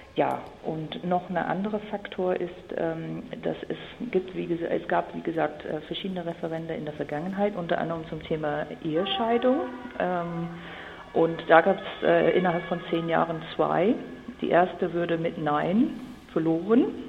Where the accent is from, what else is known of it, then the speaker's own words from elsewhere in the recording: Ireland; also born or lived in Mecklenburg-Vorpommern; now in Germany; also ich komme ursprünglich aus Irland. Meine ganze Familie ist ir irisch und wohnt auch in einer schönen ländlichen Gegend von Irland